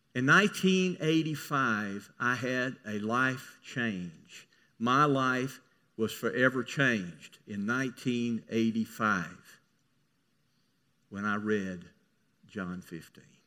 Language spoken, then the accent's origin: English; Mississippi, United States; I grew up in Mississippi.